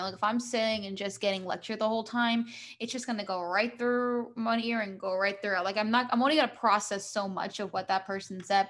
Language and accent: English; New Jersey, United States; I'm from the US